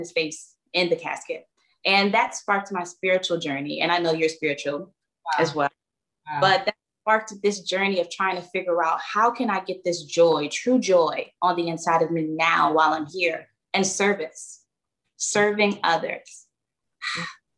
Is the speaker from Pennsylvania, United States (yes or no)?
yes; Philadelphia, Pennsylvania, United States; born and raised in Philly